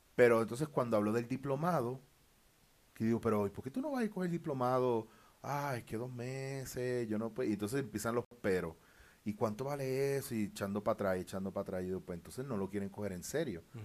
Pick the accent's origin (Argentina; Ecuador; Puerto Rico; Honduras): Puerto Rico; moved away; also born or lived in Barcelona; siendo puertorriqueño